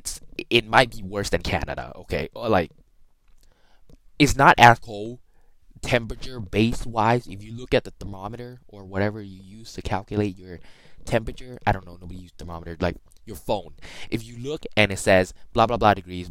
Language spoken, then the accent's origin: English; Thailand; moved away; We're all born from Thailand, literally one of the hottest countries in the world.